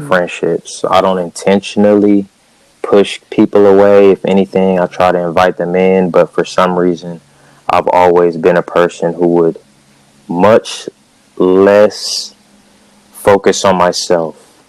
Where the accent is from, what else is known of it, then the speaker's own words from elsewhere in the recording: Cerritos, California, United States; I'm from Southern California, Cerritos, California, to be specific